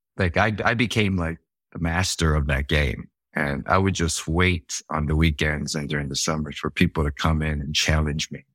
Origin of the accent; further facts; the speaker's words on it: Gainesville, Georgia, United States; moved away; also born or lived in Atlanta, Georgia; I grew up in Atlanta, partially, and ended up in Gainesville, Georgia